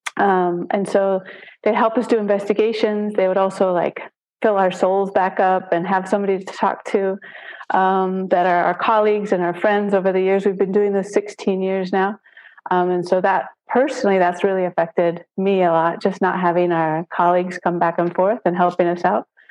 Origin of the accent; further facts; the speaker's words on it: Wisconsin, United States; moved away as an adult; now in Panama; I'm originally from Wisconsin